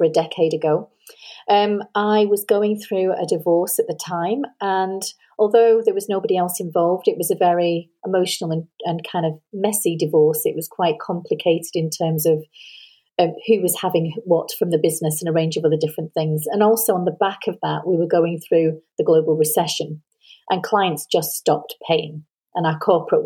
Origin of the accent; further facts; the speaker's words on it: Manchester, North West England, United Kingdom; now in Edinburgh, United Kingdom; So I am British. I was born in Manchester, which is northwest of England. But I now live in Edinburgh in Scotland.